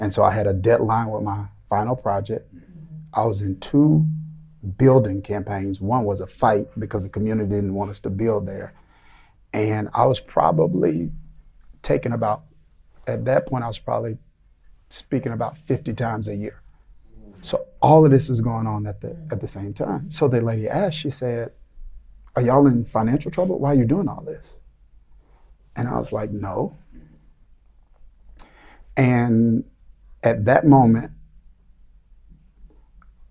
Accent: Mississippi, United States; moved away; We're in the South now, but I grew up in Mississippi

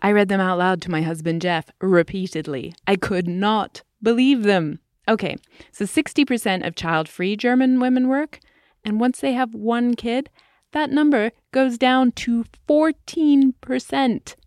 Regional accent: England, United Kingdom; moved away; In my home country, England

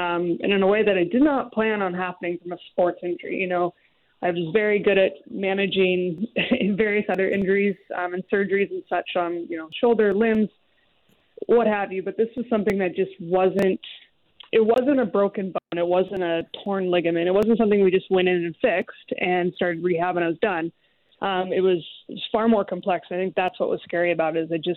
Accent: Seattle, Washington, United States; I grew up in the Seattle area during the 90s

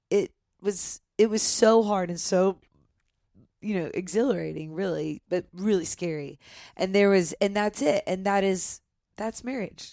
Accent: Nashville, Tennessee, United States; I grew up here in Nashville

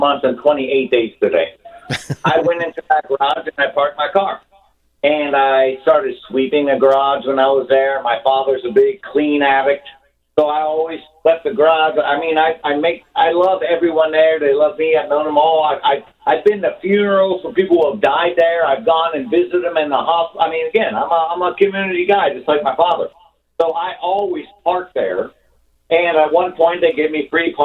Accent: Ohio, United States; now in New York, United States; I'm from Ohio. It's a red state, all that kind of stuff. I was born and raised

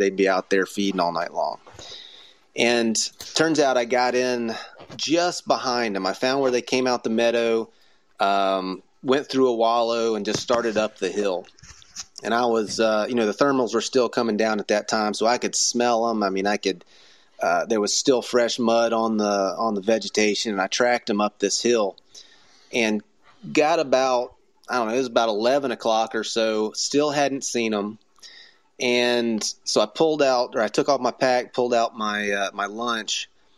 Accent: Florida, United States; I mean, I came from Florida.

